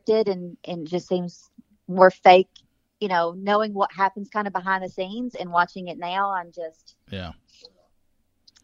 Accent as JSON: {"language": "English", "town": "La Follette", "region": "Tennessee", "country": "United States", "tie": "born or raised there", "moved": "as an adult", "lives_now": "Knoxville, United States"}